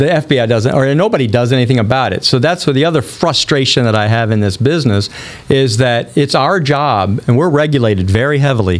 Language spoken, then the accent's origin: English; Rolla, Missouri, United States; I'm from a small town. I'm from Rolla, Missouri